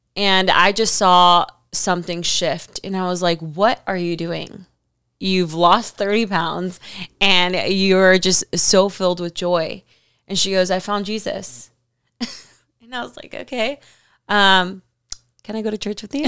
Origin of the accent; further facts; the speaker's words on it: Miami, Florida, United States; moved away as an adult; now in California, United States; I was living in Miami. I'm from Miami